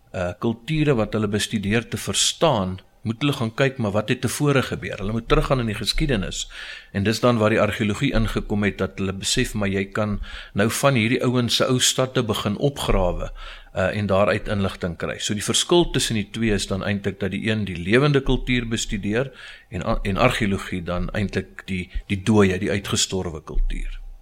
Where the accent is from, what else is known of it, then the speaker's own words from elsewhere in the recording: Pretoria, Gauteng, South Africa; ek is 'n Pretoriaaner, ge gebore in Getoe. Uh eh, was eintlik maar my hele lewe lank in Pretoria en is nog steeds hierso.